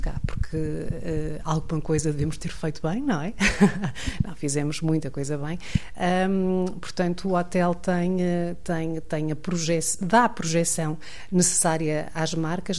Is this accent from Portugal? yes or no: yes; Santa Maria da Feira, Aveiro District, Portugal; Eu sou de Santa Maria da Feira originalmente